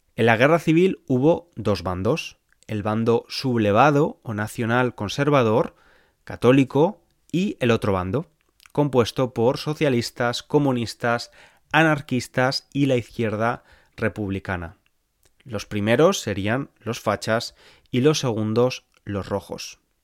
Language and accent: Spanish; Spain; moved away as an adult; now in England, United Kingdom; soy de España, pero vivo en Inglaterra desde hace años